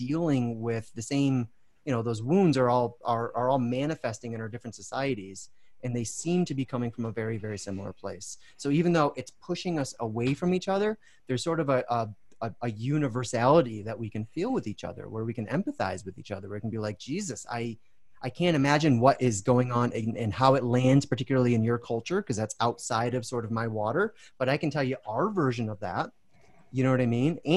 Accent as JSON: {"language": "English", "country": "United States", "said": "an American"}